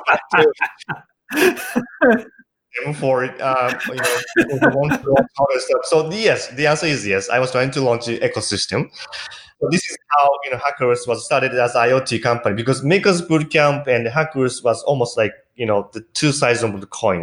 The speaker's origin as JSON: {"language": "English", "region": "Shiga", "country": "Japan", "tie": "born or raised there", "also_born_or_lived": "Tokyo", "lives_now": "Kyoto, Japan", "said": "Kyoto is sort of my semi-hometown because I was born in a prefecture called Shiga that is located right next to Kyoto"}